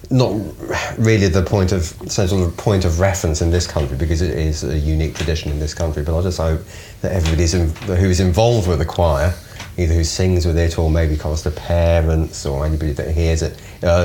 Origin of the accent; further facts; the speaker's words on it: London, United Kingdom; also born or lived in Scotland; now in Australia; I'm English myself. I'm a Londoner.